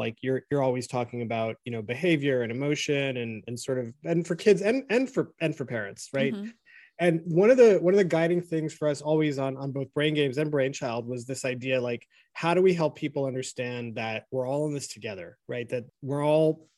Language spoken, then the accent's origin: English; United States; how we grew up here in America, this country in particular